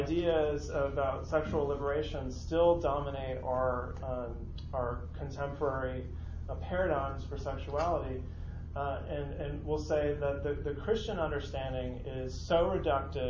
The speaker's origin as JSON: {"language": "English", "town": "San Francisco", "region": "California", "country": "United States", "tie": "born or raised there", "moved": "yes", "said": "I grew up in San Francisco"}